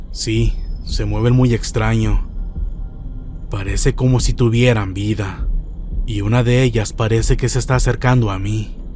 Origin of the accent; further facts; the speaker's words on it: Monterrey, Nuevo León, Mexico; Soy de Monterrey, Nuevo León. Actualmente tengo 51 años y lo que me pasó fue cuando tenía 10 u 11 años. En aquel entonces vivíamos en Guadalupe, Nuevo León, con mi madre.